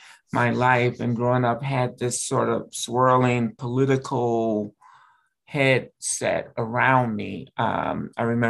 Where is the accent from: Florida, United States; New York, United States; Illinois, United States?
Illinois, United States; Chicago; now in Minneapolis, United States; I grew up in Chicago